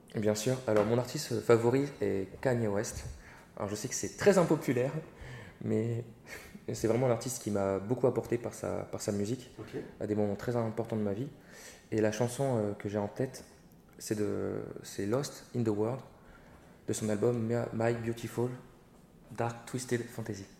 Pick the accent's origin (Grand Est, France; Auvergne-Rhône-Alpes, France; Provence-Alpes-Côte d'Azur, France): Grand Est, France; Reims; moved away; also born or lived in Paris / Bordeaux; Je suis né et j'ai grandi euh, à Reims, donc je suis un cornichon